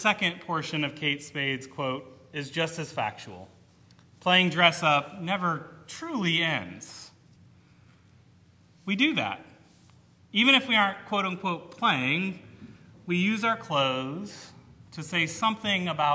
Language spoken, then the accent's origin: English; Cleveland, Ohio, United States; moved away; someone who grew up in the Cleveland metro area